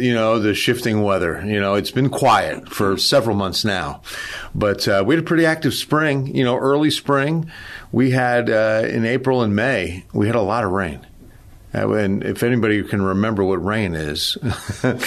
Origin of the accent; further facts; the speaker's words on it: New Jersey, United States; moved away as an adult; also born or lived in Lake Charles, Louisiana; I grew up in New Jersey